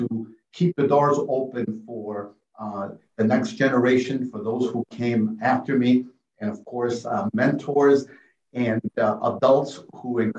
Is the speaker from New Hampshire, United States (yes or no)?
no; Chicago, Illinois, United States; first language Spanish; English is a second language; also born or lived in small village in Mexico; I came to Chicago in 1965, a very historic year, the year that the Voting Rights Act, for example, was passed. And I grew up in the Pilsen and Little Village communities